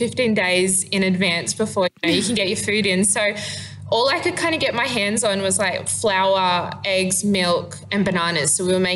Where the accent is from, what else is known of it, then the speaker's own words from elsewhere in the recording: Milingimbi, Northern Territory, Australia; in order to move back home, my trade is what I call it, is a high school teacher